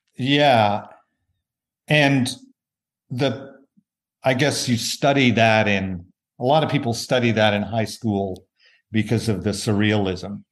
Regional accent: Tulsa, Oklahoma, United States; moved away; an event in Tulsa, Oklahoma, my hometown.

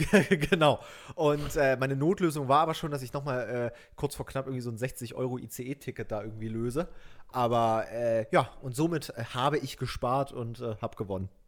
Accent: Saxony, Germany; now in Berlin, Germany; nach Sachsen in meine Heimat

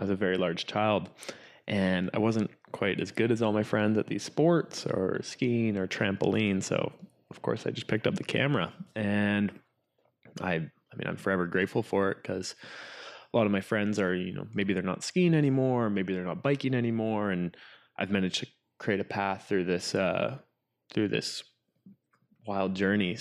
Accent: Whistler, British Columbia, Canada; grew up in Whistler, which is, I mean, I guess the ca, the, the adventure capital of, uh, of Canada or B C

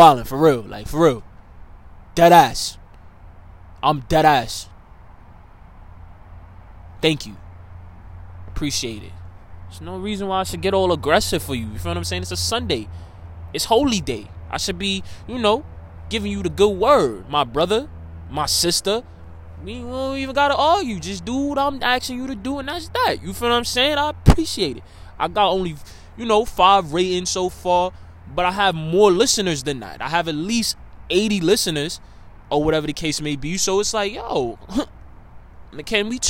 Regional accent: New York City, New York, United States; me being a New Yorker

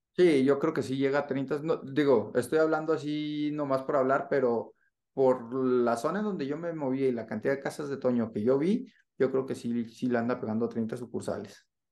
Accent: northern Mexico, Mexico; now in Mexico City, Mexico; nosotros como norteños pues, somos muy directos

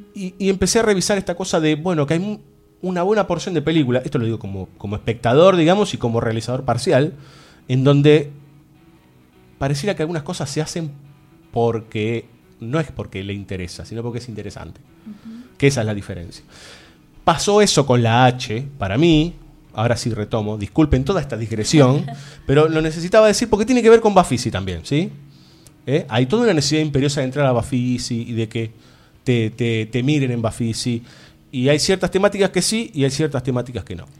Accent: Buenos Aires, Argentina; yo nací en Buenos Aires

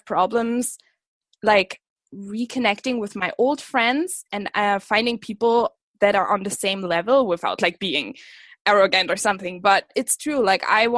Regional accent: Germany; also born or lived in Scotland; I am from Germany. I grew up here. Small town girl, literally the village I come from is like 1,000 people

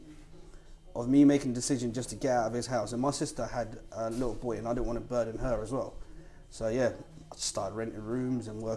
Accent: Zimbabwe; moved away; also born or lived in Victoria Falls, Zimbabwe; I'm originally from Zimbabwe

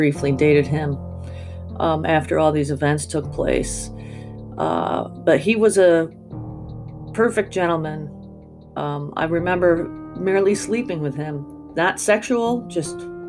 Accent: Afton, New York, United States; moved away; when I was a teenager from Afton

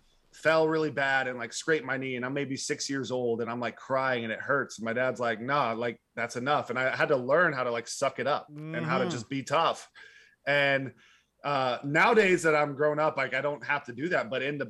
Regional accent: Arlington, Texas, United States; also born or lived in Fort Worth; So I grew, Texas. I was born in Fort Worth. I grew up in Arlington and I moved like 12 times as a kid.

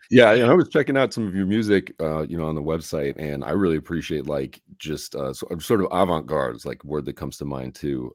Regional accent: Chicago, Illinois, United States; moved away; I'm from Chicago originally

